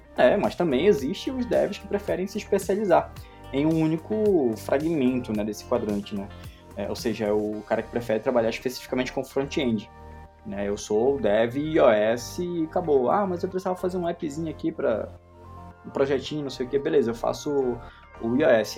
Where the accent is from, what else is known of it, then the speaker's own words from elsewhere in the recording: Belém, Pará, Brazil; eu sou de Belém do Pará